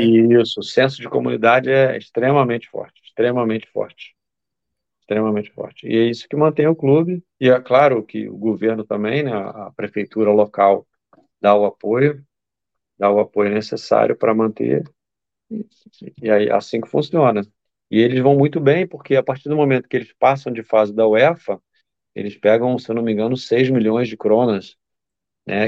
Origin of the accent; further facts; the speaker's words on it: Duque de Caxias, Rio de Janeiro, Brazil; moved away as an adult; now in Faroe Islands; da minha terra. Terra boa, a Baixada Fluminense.